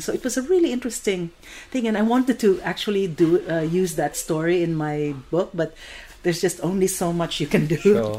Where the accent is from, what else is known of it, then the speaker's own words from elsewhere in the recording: Philippines; moved away; I'm Filipino